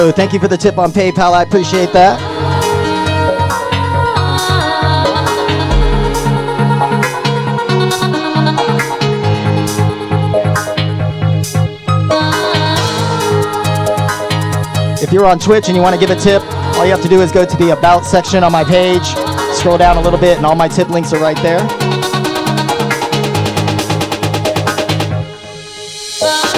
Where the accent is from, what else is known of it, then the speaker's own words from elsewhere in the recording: Tampa, Florida, United States; Tampa homegrown right here